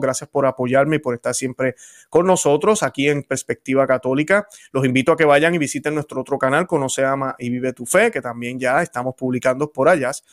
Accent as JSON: {"language": "Spanish", "country": "Puerto Rico", "said": "Yo vengo del Caribe, vengo de Puerto Rico, y en Puerto Rico andamos sin camisa donde quiera"}